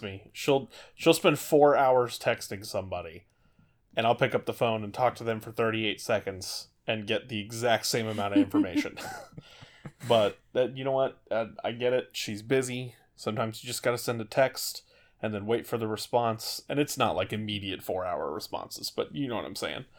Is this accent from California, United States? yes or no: yes; California, United States; I grew up in California